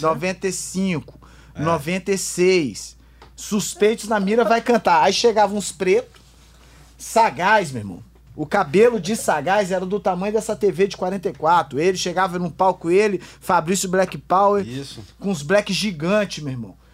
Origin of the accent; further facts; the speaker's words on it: Espírito Santo, Brazil; Eu sendo capixaba, canela verde